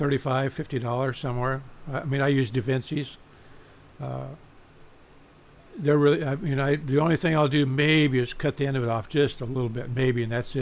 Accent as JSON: {"language": "English", "town": "Bellflower", "region": "California", "country": "United States", "tie": "born or raised there", "said": "growing up in Bellflower"}